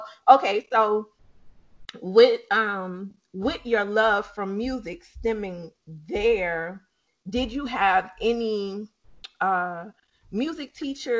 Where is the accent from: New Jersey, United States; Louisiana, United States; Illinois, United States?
Louisiana, United States; New Orleans; Dublin Street is the street that we grew up on, in the area, which is considered uptown, and we are from Holly Grove.